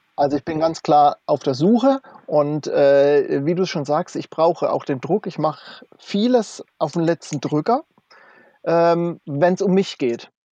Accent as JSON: {"language": "German", "area": "Kaiserstuhl, near Freiburg", "region": "Baden-Württemberg", "country": "Germany", "also_born_or_lived": "North Frisia, Schleswig-Holstein", "moved": "as an adult", "said": "komme ursprünglich vom Kaiserstuhl aus der Ecke bei Freiburg da unten, also Baden-Württemberg, und bin vor 21 Jahren nach Nordfriesland gezogen"}